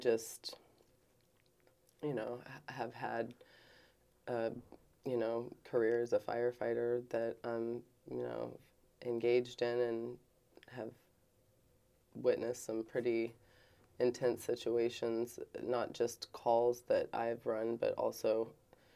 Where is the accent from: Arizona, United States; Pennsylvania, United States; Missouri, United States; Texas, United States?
Missouri, United States; Kansas City; I grew up here in Kansas City